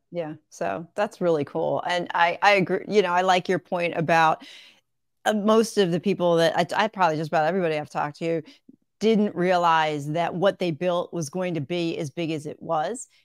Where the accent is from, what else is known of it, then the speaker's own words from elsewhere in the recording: Levittown, Pennsylvania, United States; moved away as an adult; also born or lived in West Chester, Pennsylvania / Fairless Hills, Pennsylvania; now in Greenville, United States; right now I'm in South Carolina, but I grew up in Pennsylvania